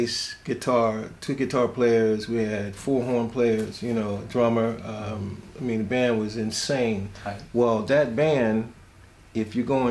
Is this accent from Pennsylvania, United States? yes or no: yes; Philadelphia, Pennsylvania, United States; We came up, we grew up together, came up on the same street. I'm from West Philly